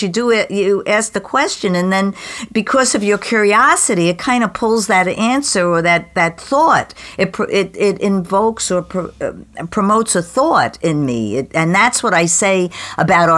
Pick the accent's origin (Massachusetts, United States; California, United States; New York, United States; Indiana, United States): New York, United States; New York City; where I grew up and in Queens